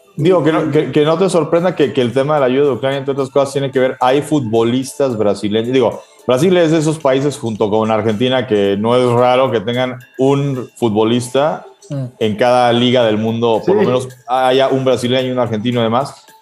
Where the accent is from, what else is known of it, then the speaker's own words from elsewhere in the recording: Mexico; nosotros como mexicanos